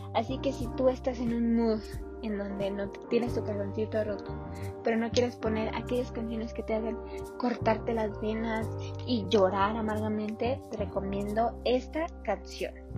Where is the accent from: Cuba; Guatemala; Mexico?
Mexico; los mexicanos lo podemos todo